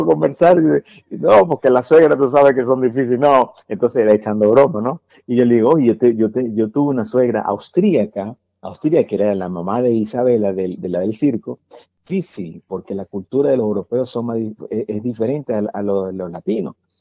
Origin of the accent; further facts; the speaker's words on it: Venezuela; now in United States; yo soy venezolano